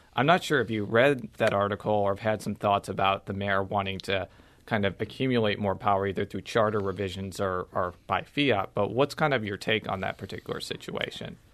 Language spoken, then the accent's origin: English; Illinois, United States; I am from Illinois